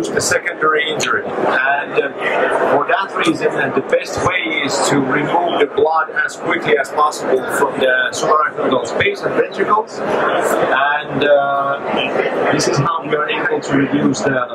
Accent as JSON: {"language": "English", "town": "Helsinki", "region": "Uusimaa", "country": "Finland", "said": "I come from Finland, Helsinki. We are a small country"}